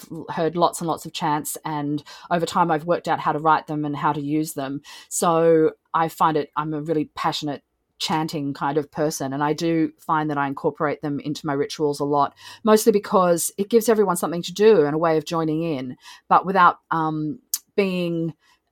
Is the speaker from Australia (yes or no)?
yes; Australia; I am also Australian